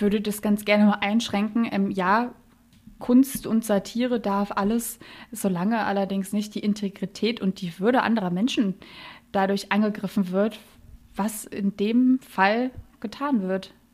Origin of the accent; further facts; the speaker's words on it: Berlin, Germany; ich komme aus Berlin